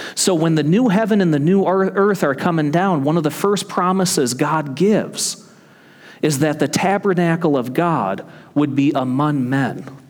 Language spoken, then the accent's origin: English; Michigan, United States; moved away as an adult; my home state of Michigan